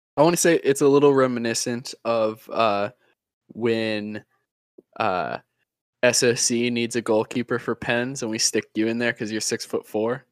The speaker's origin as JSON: {"language": "English", "country": "United States", "said": "as an American"}